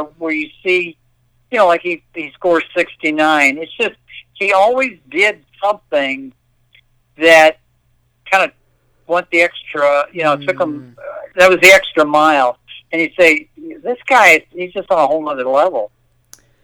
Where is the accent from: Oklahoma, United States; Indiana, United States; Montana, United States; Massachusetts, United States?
Indiana, United States; we're from Indiana